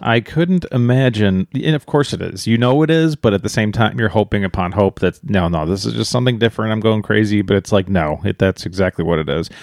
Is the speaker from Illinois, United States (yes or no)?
yes; Chicago, Illinois, United States; moved away; we're from Chicago originally